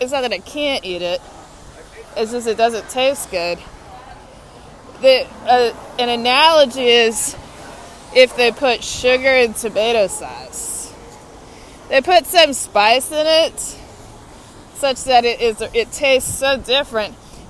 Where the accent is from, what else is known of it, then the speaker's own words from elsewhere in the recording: Texas, United States; now in Washington, D.C., United States; I'm from Texas. … I'm a Longhorn.